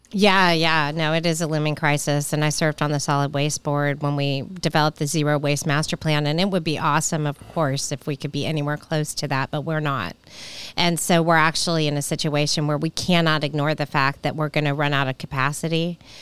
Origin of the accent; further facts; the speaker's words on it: Nashville, Tennessee, United States; when I was a kid growing up in Nashville